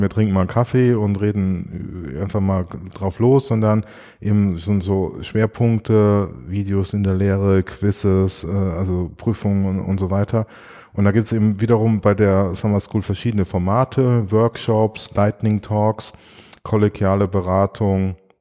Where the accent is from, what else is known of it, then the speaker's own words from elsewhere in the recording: Germany; moved away; in meiner Heimat, in der Kupfalz